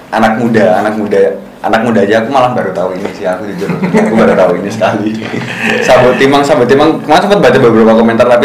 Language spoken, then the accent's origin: Indonesian; Java, Indonesia; Bahkan kita sebagai orang Jawa sendiri mah mungkin nggak tahu ya